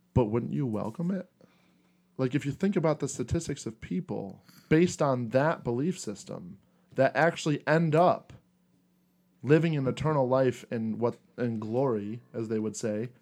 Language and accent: English; United States; I was born in America, to a blue collar family